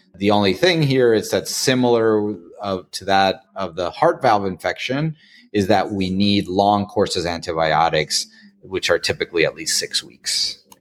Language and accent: English; Tijuana, Baja California, Mexico; moved away as an adult; now in United States; I'm actually from Tijuana, Mexico